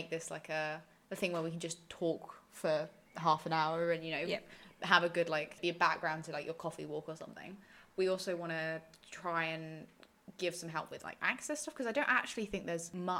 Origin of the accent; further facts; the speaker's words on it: Essex, East of England, United Kingdom; I'm from Essex.